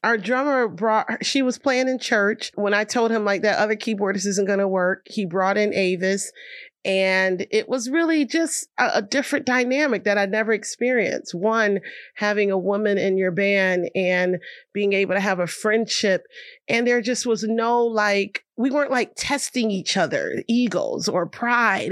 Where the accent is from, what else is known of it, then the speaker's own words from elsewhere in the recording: Rochester, New York, United States; I have, like, the best community in Rochester, New York